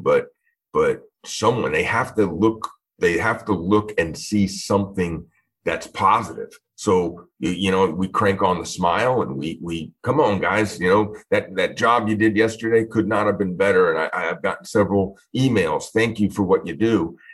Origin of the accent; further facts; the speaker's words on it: Long Island, New York, United States; moved away as an adult; now in Florida, United States; originally born and raised in Long Island, New York